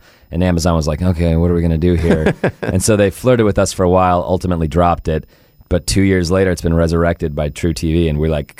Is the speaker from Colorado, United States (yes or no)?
yes; Denver, Colorado, United States; Yeah, I'm from Denver.